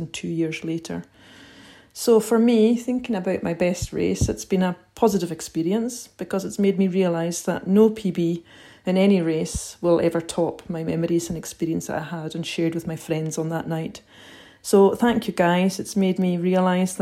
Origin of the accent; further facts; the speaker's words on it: Outer Hebrides, Scotland, United Kingdom; from the Outer Hebrides in Scotland